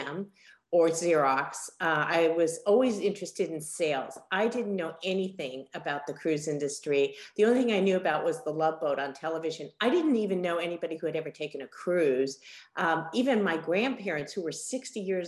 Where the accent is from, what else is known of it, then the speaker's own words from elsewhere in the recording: Los Angeles, California, United States; also born or lived in San Diego / Boulder, Colorado / Miami, Florida; I'm from Los Angeles. I grew up in LA. I'm a California girl